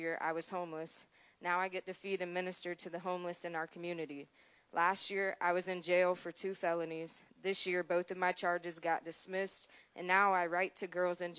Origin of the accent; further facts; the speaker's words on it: Adams Run, South Carolina, United States; I'm 24 years old. I'm from Adams Run, South Carolina.